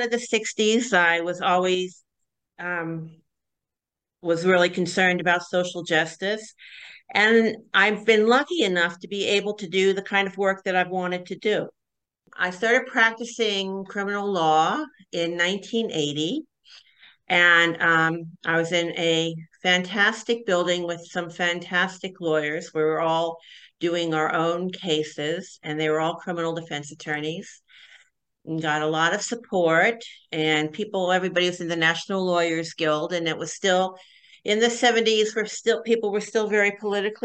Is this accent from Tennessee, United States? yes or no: no; Mount Holly, New Jersey, United States; I grew up in Mount Holly, New Jersey